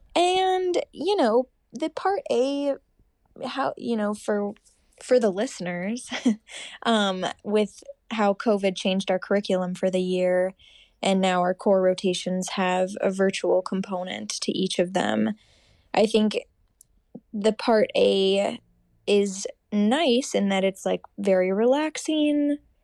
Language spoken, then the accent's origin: English; Rochester, Minnesota, United States; born or raised there; moved away as an adult; also born or lived in Seattle, Washington / Madison, Wisconsin; now in Minneapolis, United States